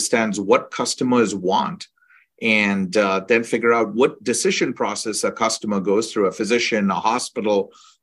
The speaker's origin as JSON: {"language": "English", "country": "India", "tie": "born or raised there", "moved": "yes", "said": "I grew up in India, and I grew up lucky to be grown up in a family of engineers and doctors"}